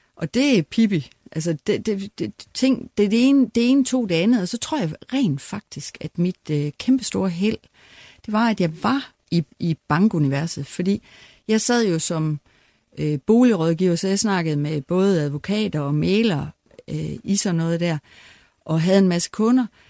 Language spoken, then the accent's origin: Danish; West Jutland, Central Denmark Region, Denmark; moved away as an adult; also born or lived in Aarhus; jeg kommer langt ud fra Vestjylland